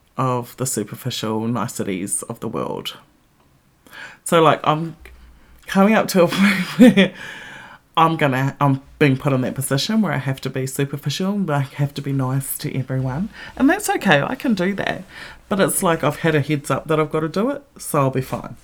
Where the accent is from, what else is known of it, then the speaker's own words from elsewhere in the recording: New Zealand; moved away as an adult; now in Melbourne, Australia; my home country and when I didn't live there